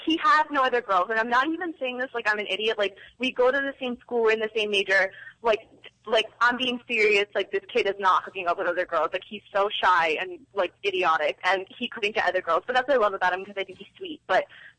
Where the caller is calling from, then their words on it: New York, United States; I'm calling from New York.